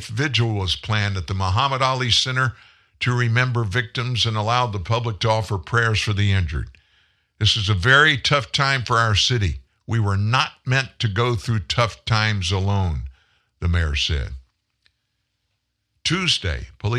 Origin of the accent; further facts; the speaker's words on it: South Louisiana, United States; moved away as an adult; now in Shreveport, United States; I grew up in South Louisiana